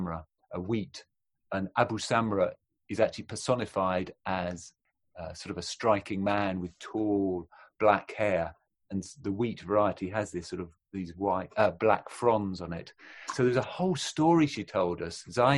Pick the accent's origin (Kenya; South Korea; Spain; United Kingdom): United Kingdom; England; England, Britain, British